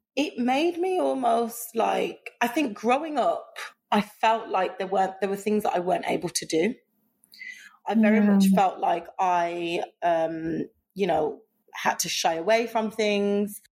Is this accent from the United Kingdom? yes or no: yes; Birmingham, West Midlands, United Kingdom; I grew up in Birmingham